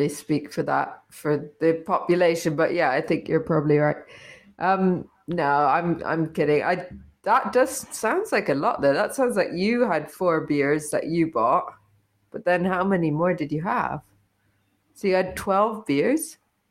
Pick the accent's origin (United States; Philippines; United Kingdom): United Kingdom; Well, I guess I do it all the time anyway, don't I? Because I am from Brita